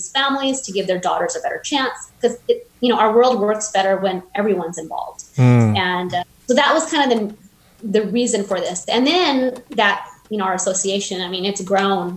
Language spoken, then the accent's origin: English; Fresno, California, United States; now in Bakersfield, United States; I moved to Kern County when I was 11, so Central Valley kid.